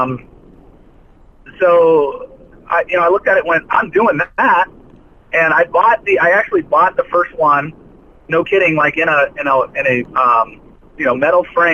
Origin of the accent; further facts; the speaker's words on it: outside El Toro Marine Air Station, Orange County, California, United States; when I was a kid, I grew up outside of El Toro Marine Air Station. I mean, honestly, about probably 15 miles from the base